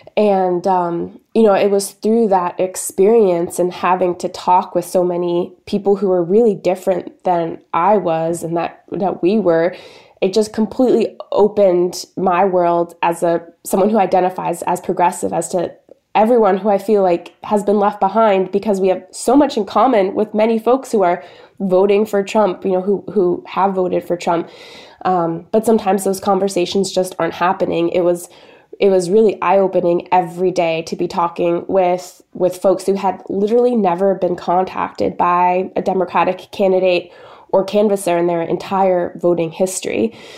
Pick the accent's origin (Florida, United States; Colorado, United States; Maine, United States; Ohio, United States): Maine, United States; also born or lived in Boston; I grew up in Maine in a small town of sixteen hundred people.